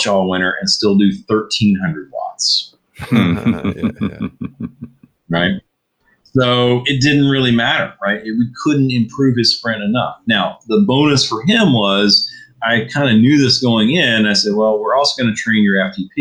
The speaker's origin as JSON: {"language": "English", "region": "Virginia", "country": "United States", "said": "I'm from Virginia"}